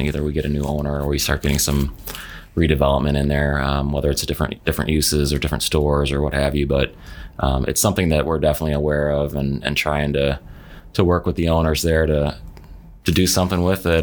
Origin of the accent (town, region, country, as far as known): Palatine, Illinois, United States; born or raised there; moved away as an adult; also born or lived in Fairmont, West Virginia / Park Ridge, Illinois; now in Bloomington, United States